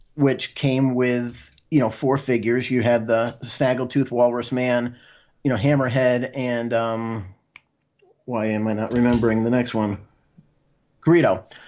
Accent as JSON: {"language": "English", "region": "Connecticut", "country": "United States", "said": "I'm from Connecticut"}